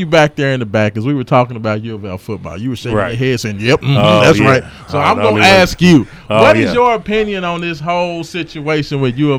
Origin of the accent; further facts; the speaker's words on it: Louisville, Kentucky, United States; I was born on University of Louisville covers, red and black sheets.